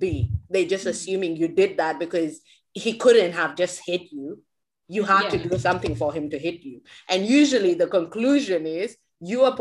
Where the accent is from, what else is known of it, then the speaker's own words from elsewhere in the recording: Australia; growing up in Australia